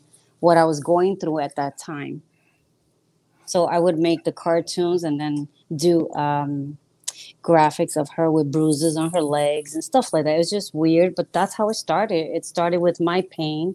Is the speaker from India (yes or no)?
no; New York City, New York, United States; moved away; I'm from Brooklyn, New York